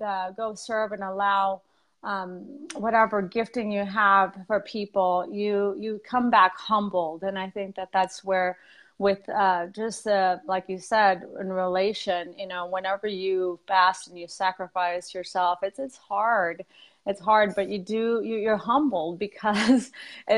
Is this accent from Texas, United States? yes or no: yes; South Texas, United States; moved away as an adult; now in Boise, United States; But I'm originally from Texas, from South Texas.